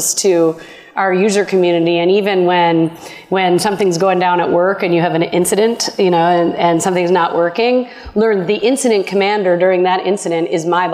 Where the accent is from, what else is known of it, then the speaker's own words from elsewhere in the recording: Minnesota, United States; I'm from Minnesota